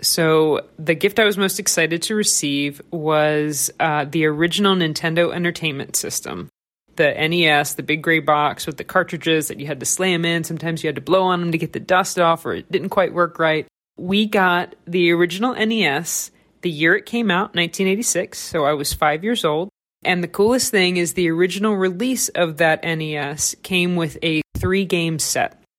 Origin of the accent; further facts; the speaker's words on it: the South, United States; I'm from the South, so we add egg to our mac and cheese